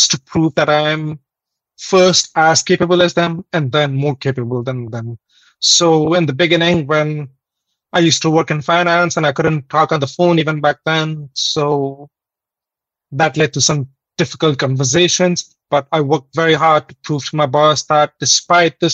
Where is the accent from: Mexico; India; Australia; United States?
India; moved away as an adult; now in Canada; I'm originally from India, but I came to Canada in 2016.